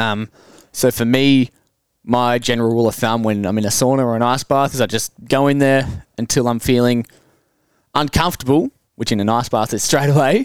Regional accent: Hamilton, Victoria, Australia; also born or lived in Ballarat; I grew up in Hamilton and then went to Ballarat

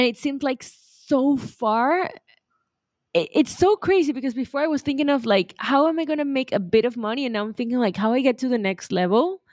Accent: Venezuela; I'm from Venezuela

